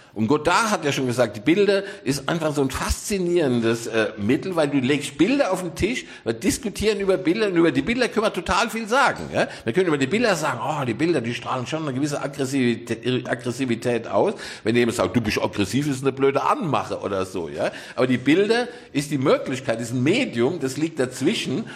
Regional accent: Rhineland-Palatinate, Germany; now in Cologne, Germany; ich bin ja eigentlich Pfälzer

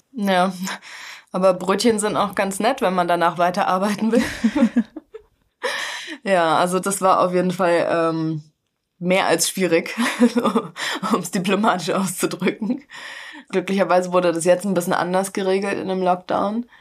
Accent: Hesse, Germany; ich komme aus Hessen

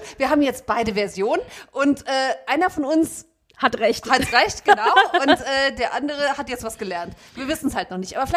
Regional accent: Frankfurt, Hesse, Germany; wir sind aus Frankfurt.

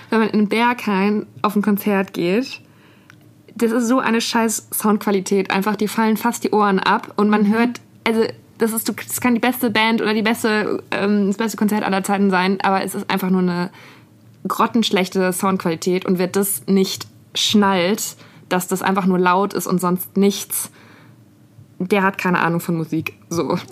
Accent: Berlin, Germany; wenn man unterwegs ist in der weiten Welt und man sagt zu Leuten, ich komme aus Berlin

